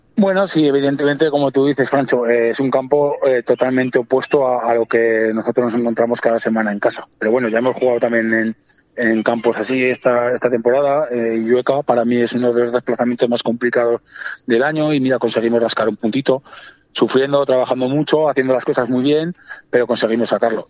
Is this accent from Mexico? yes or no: no; Cariñena, Aragon, Spain; yo soy de allí, de, de Carillena, soy natural de allí